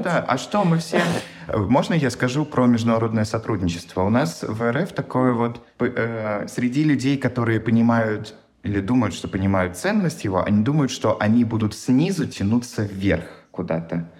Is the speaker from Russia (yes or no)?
yes; Russia; moved away as an adult; now in Seattle, United States; на моей работе то, что я из России